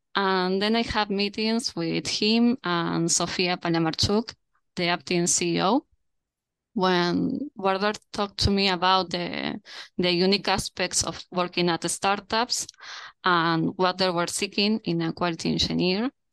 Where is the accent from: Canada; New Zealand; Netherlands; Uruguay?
Uruguay; Montevideo; I'm currently at Montevideo. That's my hometown